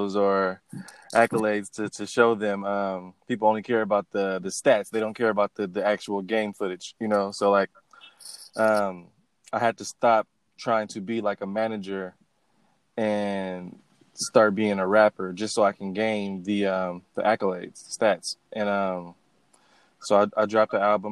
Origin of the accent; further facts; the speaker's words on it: Oakland, California, United States; the area that I grew up in Oakland